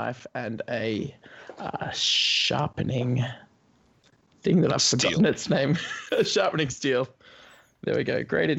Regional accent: Australia; I'm from Australia

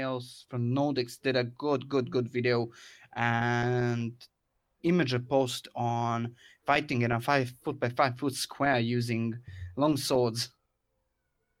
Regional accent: Croatia; I actually have a little club here in Croatia, in my hometown, which I currently lead

